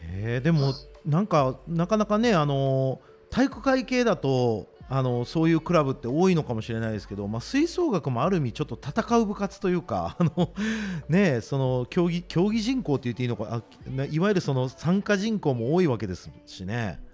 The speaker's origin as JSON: {"language": "Japanese", "region": "Osaka", "country": "Japan", "said": "関東とか来るとやっぱ大阪人って一括りにされる"}